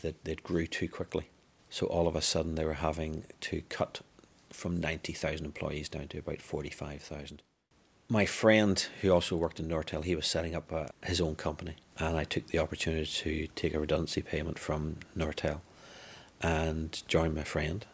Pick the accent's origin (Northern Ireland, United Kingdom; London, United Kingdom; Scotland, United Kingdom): Northern Ireland, United Kingdom; I'm born and bred in Northern Ireland